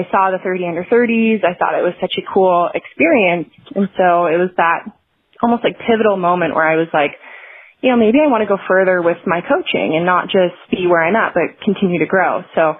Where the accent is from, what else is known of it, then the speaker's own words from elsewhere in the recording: Spokane, Washington, United States; I'm from Spokane, Washington. It's a smaller town over on the eastern side of the state.